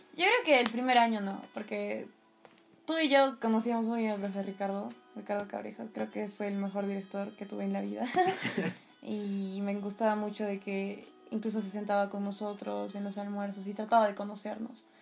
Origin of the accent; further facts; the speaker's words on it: Peru; compartimos todos como peruanos